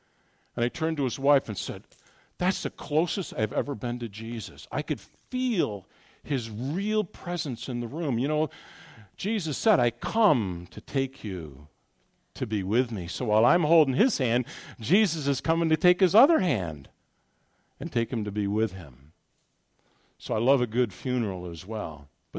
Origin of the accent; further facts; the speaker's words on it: New York, United States; This is Ohio. You're all conservative here. I come from New York.